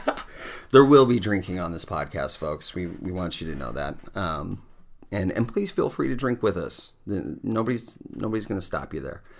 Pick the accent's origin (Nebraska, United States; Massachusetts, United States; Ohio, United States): Nebraska, United States; Grand Island; also born or lived in Kearney, Nebraska / Arlington Heights, Illinois; now in Omaha, United States; moved to Grand Island when I was five. So it is pretty much my hometown